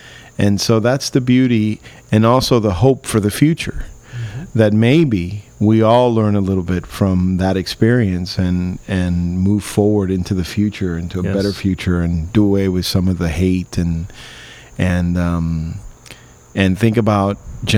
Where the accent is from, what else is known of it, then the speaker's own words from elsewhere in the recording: Miami, Florida, United States; You know, Marcos and I grew up in Miami. Again, we're American Cubans.